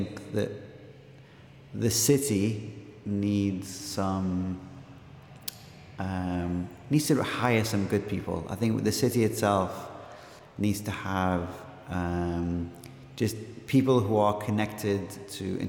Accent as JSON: {"language": "English", "town": "Liverpool", "region": "North West England", "country": "United Kingdom", "tie": "born or raised there", "also_born_or_lived": "Baghdad, Iraq", "moved": "yes", "lives_now": "Dundee, United Kingdom", "said": "I'm originally from Baghdad, but I grew up in Liverpool."}